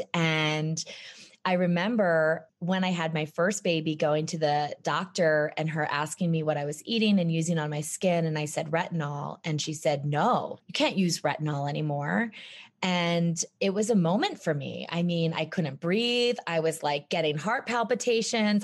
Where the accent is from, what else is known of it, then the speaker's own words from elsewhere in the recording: East Coast, United States; moved away as an adult; now in Jackson Hole, United States; I grew up on the East Coast